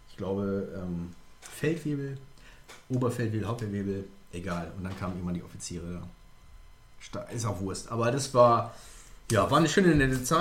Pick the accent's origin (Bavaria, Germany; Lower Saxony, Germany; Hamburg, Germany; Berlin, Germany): Lower Saxony, Germany; ja, ich komme nicht aus Emden, nee, aber aus dem Friesland.